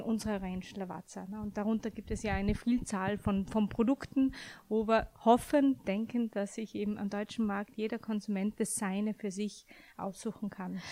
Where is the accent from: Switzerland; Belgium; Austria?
Austria; now in Frankfurt, Germany; als gebürtige Österreicherin